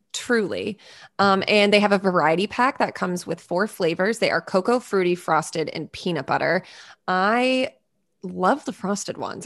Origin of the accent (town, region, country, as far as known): New England, United States